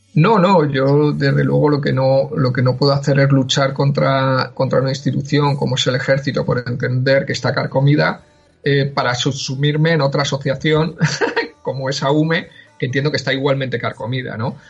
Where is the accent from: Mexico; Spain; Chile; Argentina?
Spain; Madrid, Community of Madrid; yo eh, nací en Madrid, soy, soy madrileño eh, de toda la vida